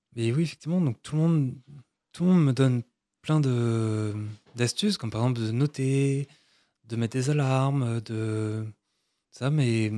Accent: Brittany, France; now in Versailles, France; moi je suis breton

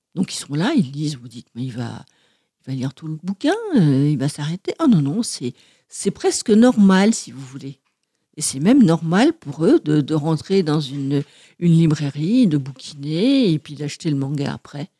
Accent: Martinique; now in Paris, France; je suis née en Martinique et je revendique bien mes racines, même si je n'y vais pas très souvent.

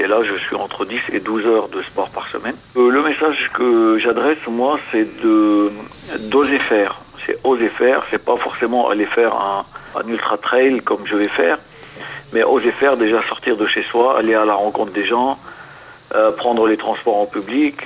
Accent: Lebanon; moved away as an adult; also born or lived in Beirut; now in France; je suis né au Liban où euh, j'ai été blessé à l'âge de 18 ans par balle pendant la guerre et où je me suis engagé à l'âge de 15 ans

